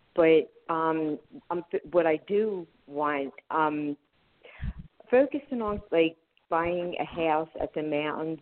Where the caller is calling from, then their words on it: Philadelphia, Pennsylvania, United States; I'm calling from Philadelphia, Pennsylvania